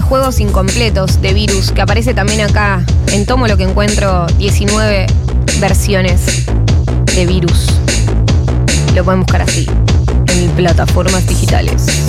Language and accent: Spanish; Argentina; de nuestro país